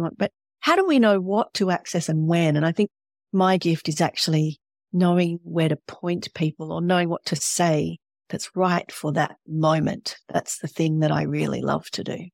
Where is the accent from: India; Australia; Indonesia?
Australia